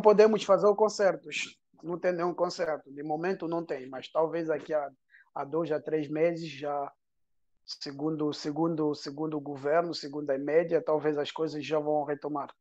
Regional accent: Angola; first language Portuguese; now in France; a minha infância em Angola

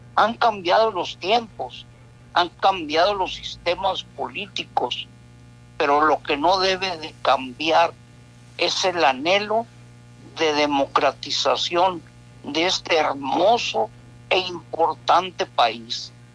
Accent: Mexico; Somos esos mexicanos

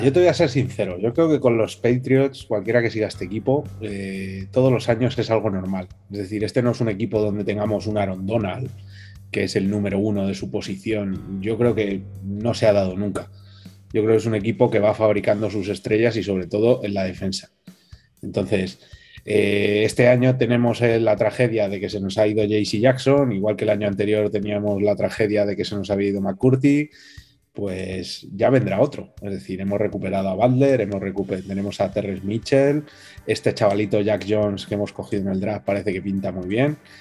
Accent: Madrid, Community of Madrid, Spain; nosotros que encima somos de Madrid

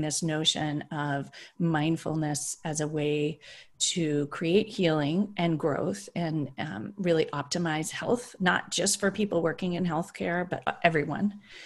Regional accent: Berkeley, California, United States; I grew up in Berkeley

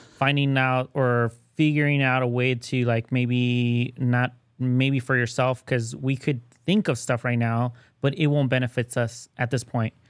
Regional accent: Mexico; moved away; I was born in Mexico

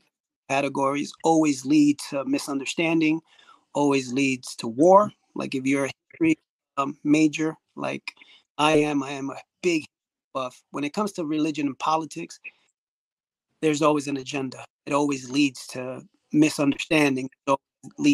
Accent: New York City, New York, United States; the people that I grew up with, growing up in Washington Heights, Bronx

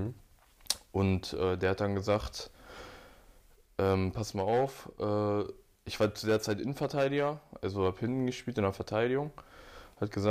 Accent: Hanover, Lower Saxony, Germany; habe mich dann für Dortmund entschieden

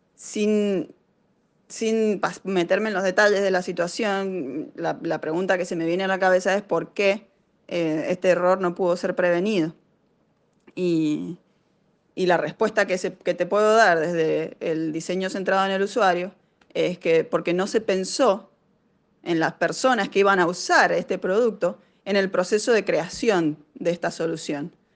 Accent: Argentina; moved away as an adult; now in Cambridge, United States; Yo soy una emprendedora argentina

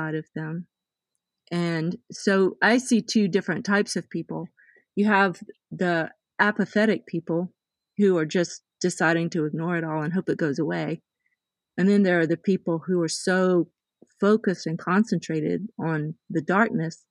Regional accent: the South, United States; I came from the South.

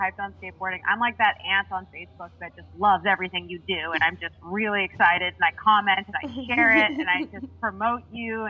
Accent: Los Angeles / Monterey, California, United States; Because I was getting into lots of trouble in Los Angeles. Kids grow up really fast there.

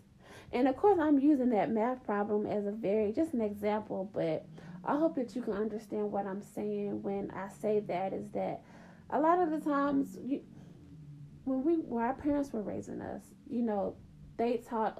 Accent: Atlanta, Georgia, United States; I grew up in the South. I grew up in Atlanta.

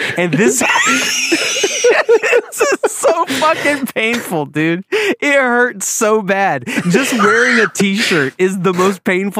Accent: Wilmington, North Carolina, United States; I'm actually from Monkey Junction, which is basically Wilmington.

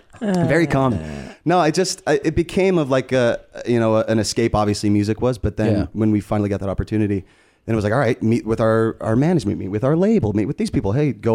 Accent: Las Vegas, Nevada, United States; also born or lived in St. George, Utah; Grew up in Las Vegas.

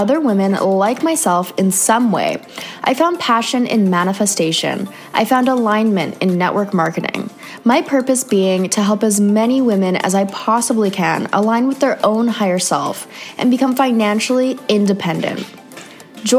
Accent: Canada; moved away; another Canadian girl

